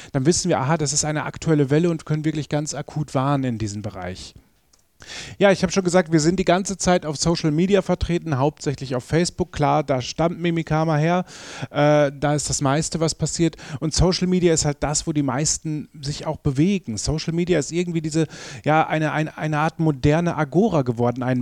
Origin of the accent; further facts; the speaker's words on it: North Rhine-Westphalia, Germany; moved away as an adult; now in Vienna, Austria; Ich komme eigentlich aus, aus Ostwestfalen. Das ist ziemlich weit nordwestlich in Deutschland.